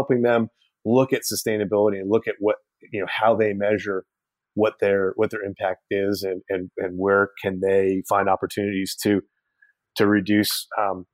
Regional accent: Middletown, New York, United States; my hometown, Middletown, New York

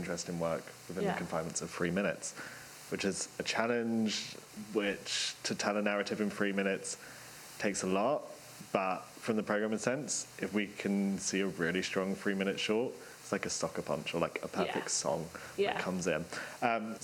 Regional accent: London, United Kingdom; being a Londoner

